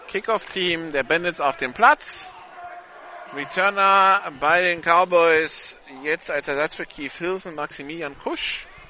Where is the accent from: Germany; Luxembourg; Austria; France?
France; als Franzose